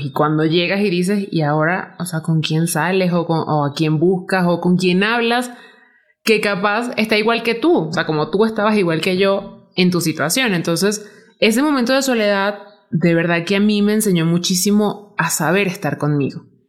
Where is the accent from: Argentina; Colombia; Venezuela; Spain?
Venezuela; moved away as an adult; now in Mexico; yo soy de Venezuela